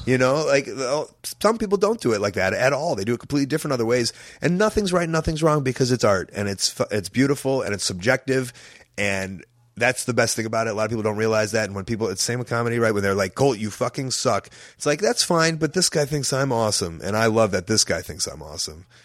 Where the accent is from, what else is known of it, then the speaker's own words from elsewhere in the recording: Chicago, Illinois, United States; I'm from Chicago